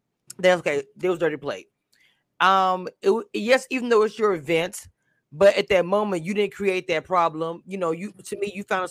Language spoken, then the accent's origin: English; Louisiana, United States; that whole street reminded me of my hometown. I'm from a small town in Louisiana